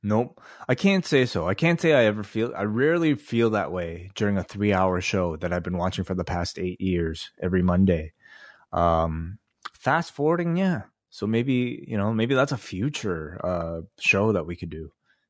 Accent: Canada; Didn't really celebrate. I'm Canadian.

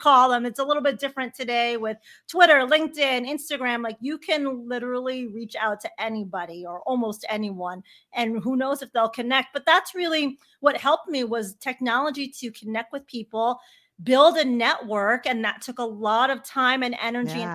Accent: Chicago, Illinois, United States; I grew up a sports girl growing up in Chicago

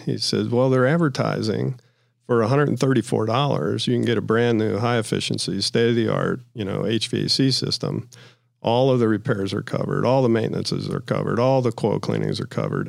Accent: Ohio, United States; I'm from Ohio

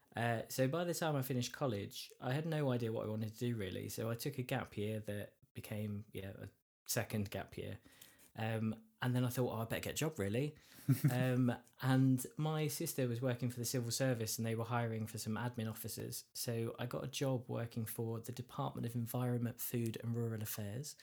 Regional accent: Essex, East of England, United Kingdom; I'm from Essex

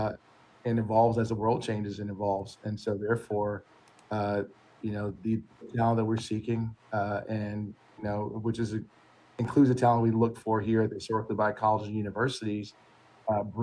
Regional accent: Alabama, United States; moved away; I was originally from Alabama

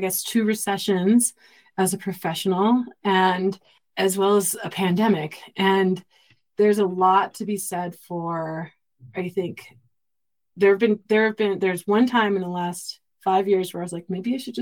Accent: Southern California, United States; I grew up in Southern California

